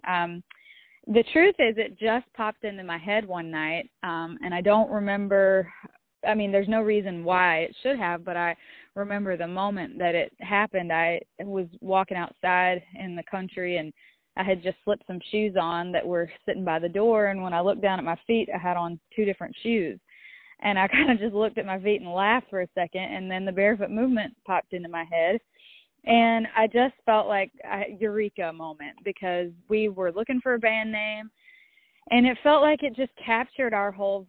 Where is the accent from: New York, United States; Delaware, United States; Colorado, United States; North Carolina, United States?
North Carolina, United States; the South; growing up in the South